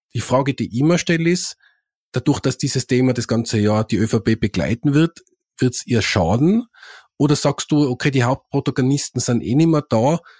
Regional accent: Tyrol, Austria; als Tiroler

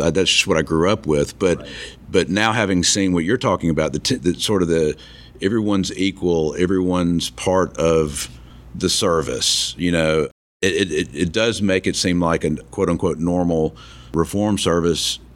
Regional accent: Tuscaloosa, Alabama, United States; I'm from Alabama, grew up in Tuscaloosa

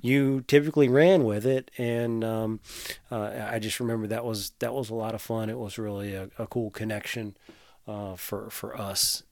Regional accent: Tappahannock, Virginia, United States; I grew up in Tappahannock

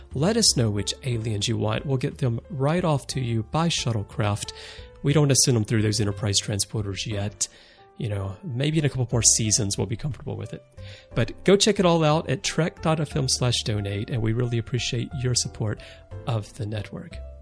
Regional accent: United States; moved away as an adult; now in Japan; I'm American, but I've lived in Japan most of my adult life.

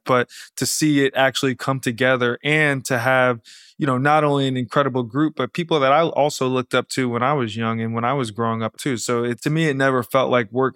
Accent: outside of Atlanta, Georgia, United States; moved away; I grew up right outside of Atlanta, Georgia

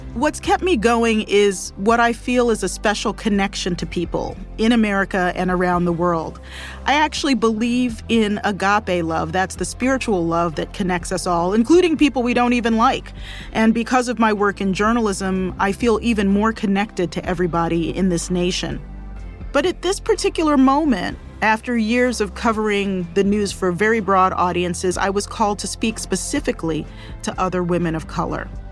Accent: Baltimore, Maryland, United States; I grew up in Baltimore for the most part

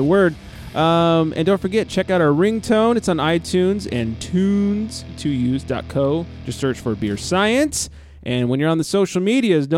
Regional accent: Southern California, United States; I'm from Southern California

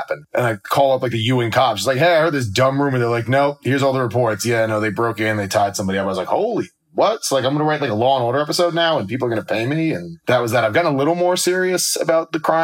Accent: New York City, New York, United States; moved away; also born or lived in New Jersey / Los Angeles; I grew up in Brooklyn

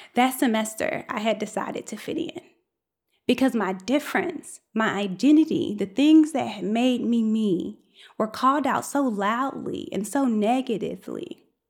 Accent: United States; accent: African-American Vernacular English; first language African-American Vernacular English; my first language is African-American vernacular English, i.e. Ebonics

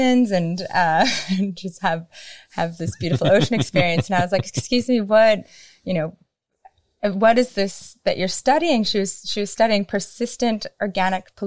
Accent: Minnesota, United States; I grew up in Minnesota, which is a state at the very top near Canada

